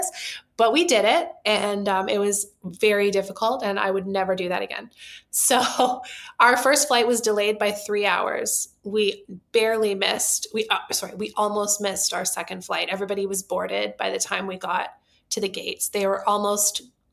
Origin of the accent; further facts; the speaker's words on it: Vancouver, British Columbia, Canada; We are from Vancouver, Canada